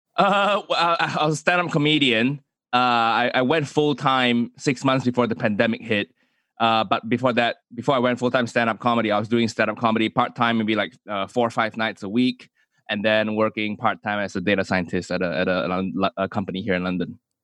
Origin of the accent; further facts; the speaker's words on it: Kuala Lumpur, Malaysia; moved away as an adult; also born or lived in United States / United Kingdom; Zhong, Zhonghua, you know, independent Chinese school in Malaysia, in K L